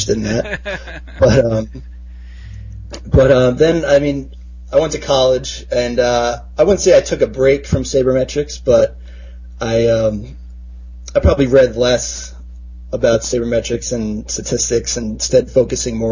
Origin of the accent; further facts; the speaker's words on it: Long Island, New York, United States; I grew up on Long Island, and my parents are both from New York City